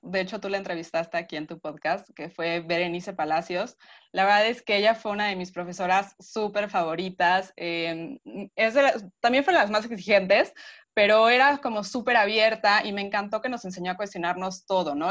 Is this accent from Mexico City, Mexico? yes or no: yes; Mexico City, Mexico; yo soy de la Ciudad de México y las distancias son súper largas. Entonces yo vivía en el poniente, iba a la escuela al centro